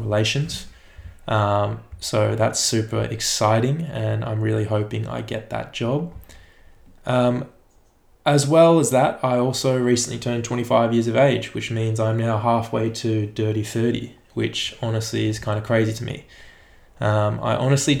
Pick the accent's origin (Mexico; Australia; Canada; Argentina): Australia; also born or lived in Melbourne; now in Sorrento, Australia